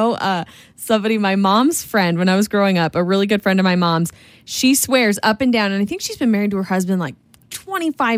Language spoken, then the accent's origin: English; northern Idaho, United States; up north because that's where we're originally from